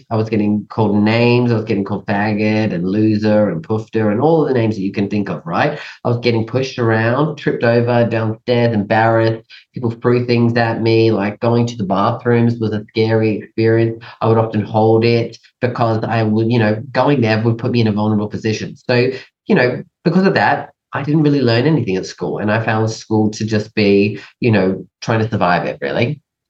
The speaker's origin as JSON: {"language": "English", "region": "England", "country": "United Kingdom", "tie": "born or raised there", "also_born_or_lived": "Canada", "lives_now": "Australia", "said": "So I was born in Canada, and then at a young age, we moved to England and then lived there for a number of years. And then we moved over to Australia."}